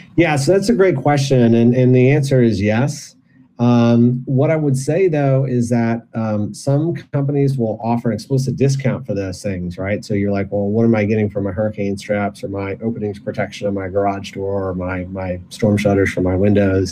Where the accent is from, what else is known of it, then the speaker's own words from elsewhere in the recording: Michigan, United States; I was born and raised in Michigan